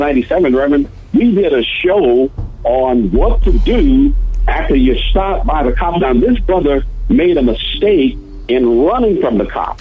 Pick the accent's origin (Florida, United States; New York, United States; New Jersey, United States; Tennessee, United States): Tennessee, United States; Memphis; moved away as an adult; now in Dallas, United States; I grew up in Memphis, Tennessee